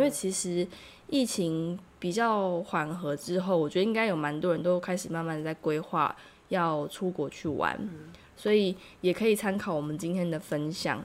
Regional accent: Taiwan; moved away as an adult; now in South Korea; 虽然我是台湾人，但是，但是我真的不太习惯

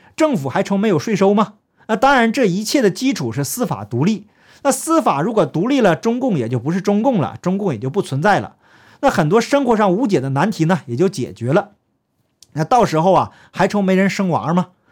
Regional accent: Heilongjiang, China; moved away; 我的家乡黑龙江为例吧， 我们那个县城啊，剩下的大部分都是老弱病残

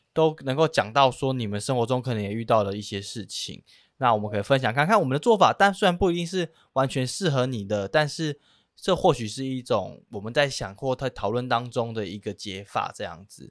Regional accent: Penghu County, Taiwan; moved away as an adult; now in Taipei, Taiwan; 我本身是澎湖人，但是我已经在台北大概十年了

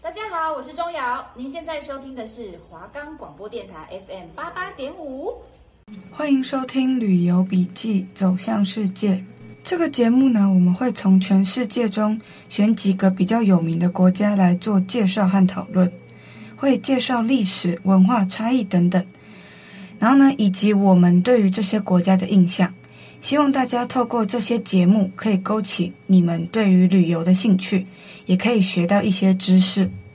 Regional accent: Taiwan; 对我们台湾人来说

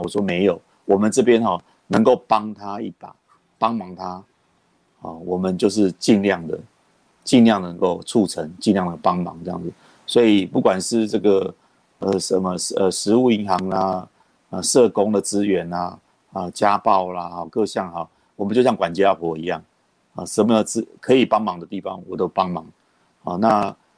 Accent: Taipei, Taiwan; 我是在台北市长大的

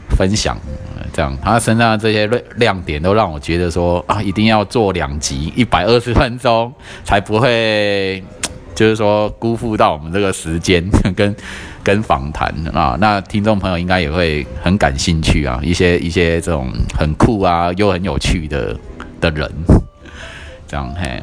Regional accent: southern Taiwan, Taiwan; 我们南部人

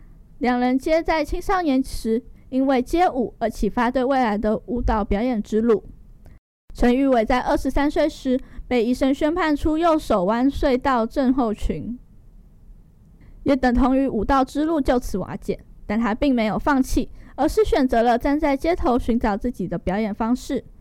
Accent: Taiwan; 就像我们台湾人一样落地生根，聪明勤奋有智慧

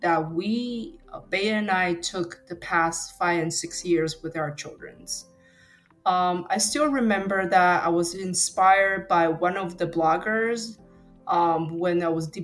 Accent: Taiwan; first language Mandarin; English is a second language; moved away as an adult; now in United States; I was born and raised in Taiwan until I was 18.

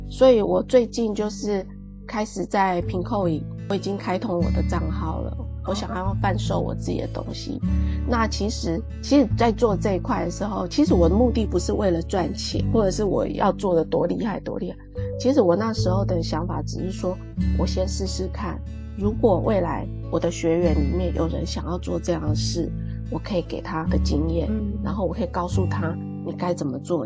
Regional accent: Puli, Nantou County, Taiwan; moved away; 我小时候是住在那种埔里那种很乡下的地方，周围都是山的盆地里面

